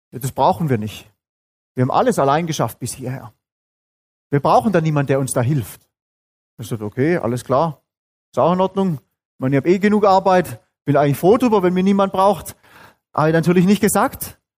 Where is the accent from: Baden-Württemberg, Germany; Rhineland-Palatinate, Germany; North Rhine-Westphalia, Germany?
Baden-Württemberg, Germany; Bin aufgewachsen auch in Süddeutschland, genauso wie ihr, allerdings nicht in Bayern, sondern in Baden-Württemberg.